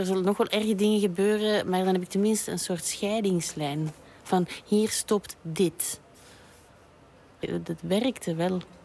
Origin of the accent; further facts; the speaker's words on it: Belgium; also born or lived in Brussels; ik ben een eh, Belgische striptekenaar en kinderboekenillustrator. En ik woon en werk in Brussel